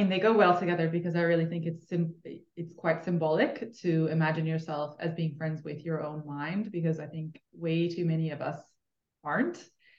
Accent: Switzerland; I am from Switzerland, which is then also where I studied.

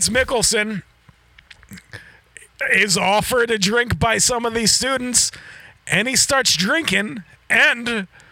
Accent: United States; as an American

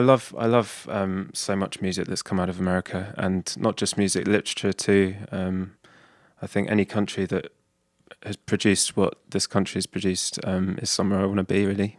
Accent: Hertfordshire, East of England, United Kingdom; moved away as an adult; now in London, United Kingdom; I'm from a place called Hertfordshire, which is a county just to the north of London.

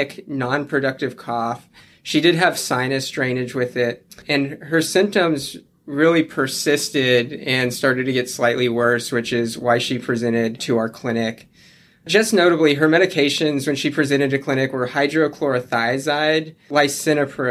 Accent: South Alabama, United States; moved away as an adult; also born or lived in Denver, Colorado; moved to South Alabama when I was a kid, went to medical school at the University of South Alabama

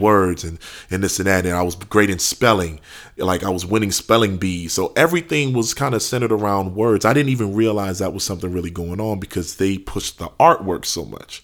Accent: New Orleans, Louisiana, United States; born and raised in New Orleans, Louisiana

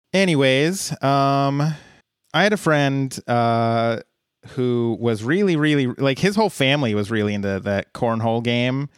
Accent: Colorado, United States; I'm from Colorado

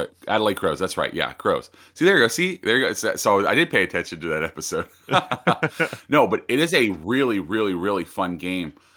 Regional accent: United States

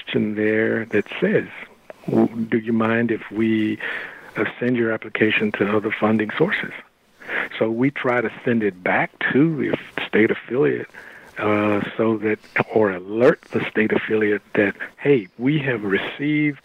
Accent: Texas, United States; I'm from Texas

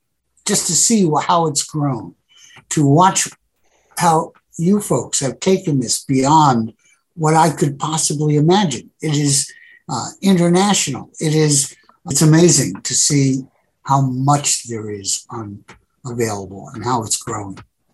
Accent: New York City, New York, United States; as a kid growing up in the Bronx in New York in the 50s

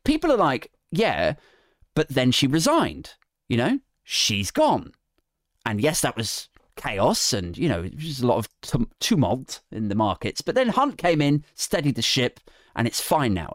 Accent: Berkshire, South East England, United Kingdom; moved away; I'm from Berkshire originally

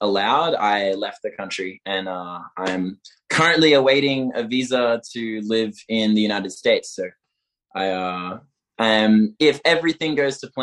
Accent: Melbourne, Victoria, Australia; moved away as an adult; now in Barcelona, Spain; I'm from Melbourne, Australia.

